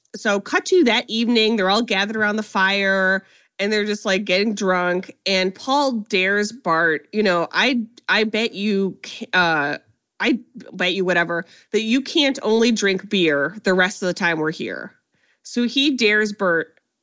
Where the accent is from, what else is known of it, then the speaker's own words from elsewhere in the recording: Ohio, United States; I'm from Ohio